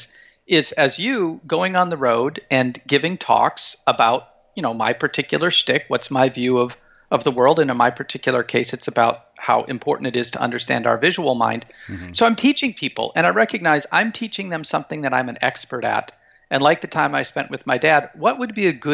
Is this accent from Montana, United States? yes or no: yes; Montana, United States; moved away as an adult; also born or lived in Moscow, Russia; I have incredibly powerful memories of growing up in Montana, kind of out in the big sky state